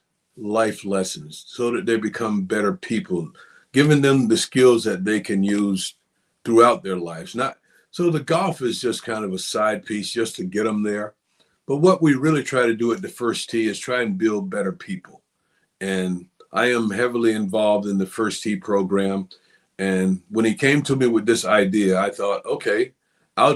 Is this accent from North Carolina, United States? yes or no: yes; Hamlet, North Carolina, United States; a guy that I grew up with in Hamlet, who also went to Richmond County